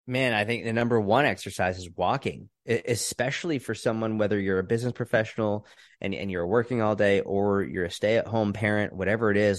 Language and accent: English; outside Boston, Massachusetts, United States; moved away as an adult; also born or lived in Israel / New York City; I grew up outside Boston, Massachusetts.